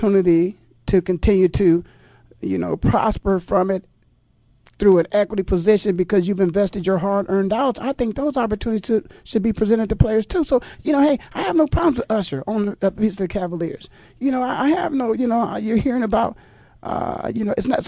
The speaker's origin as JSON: {"language": "English", "town": "Canton", "region": "Ohio", "country": "United States", "tie": "born or raised there", "also_born_or_lived": "East Coast", "moved": "yes", "lives_now": "Phoenix, United States", "said": "I was born and raised in Canton, Ohio"}